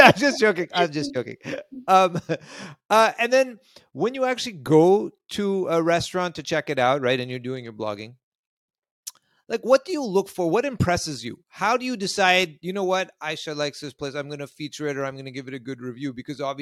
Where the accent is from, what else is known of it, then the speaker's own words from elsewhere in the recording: Sudbury, Ontario, Canada; moved away; I actually am originally from Canada myself. I was born in Sudbury, far north of you.